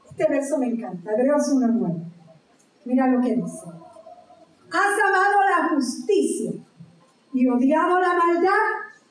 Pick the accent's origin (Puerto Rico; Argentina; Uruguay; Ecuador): Puerto Rico; aparte de ser puertorriqueño, aquí todos somos puertorriqueños